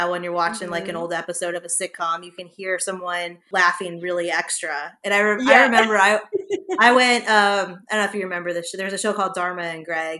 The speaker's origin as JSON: {"language": "English", "town": "Los Angeles", "region": "California", "country": "United States", "moved": "yes", "lives_now": "New Orleans, United States", "said": "I'm from Los Angeles."}